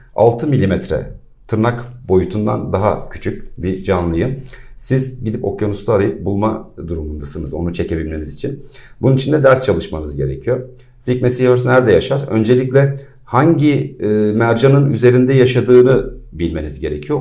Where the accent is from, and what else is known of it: İzmir, Turkey